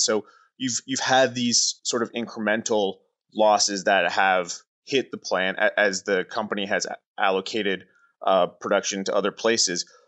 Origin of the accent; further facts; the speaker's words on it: Oshawa, Ontario, Canada; I was born in Oshawa. I grew up in Oshawa.